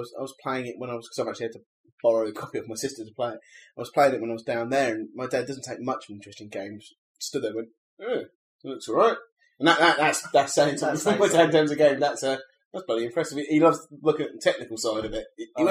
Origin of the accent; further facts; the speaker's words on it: United Kingdom; I'm British